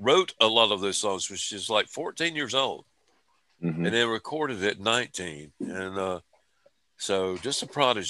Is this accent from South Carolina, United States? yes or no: yes; Spartanburg, South Carolina, United States; my hometown people, Spartanburg, South Carolina